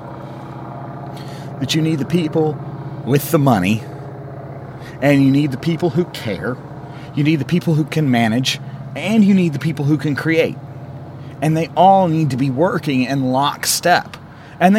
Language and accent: English; Columbus, Mississippi, United States; moved away as an adult; now in Utah, United States; I'm from Columbus. Okay, I was woken up when I was 5 years old living over in faculty housing to drive-bys